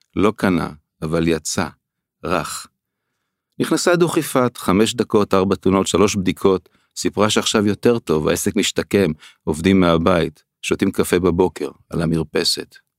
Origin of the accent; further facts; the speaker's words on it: Israel; also born or lived in Tel HaShomer housing (for two years); גדלתי אה, איפשהו כילד במושב